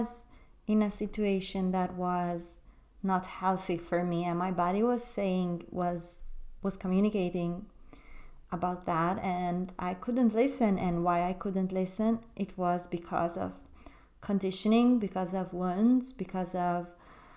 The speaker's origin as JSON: {"language": "English", "country": "Italy", "tie": "born or raised there", "also_born_or_lived": "London", "moved": "as an adult", "said": "I moved from London, where I was living with this man, back to my hometown in Italy."}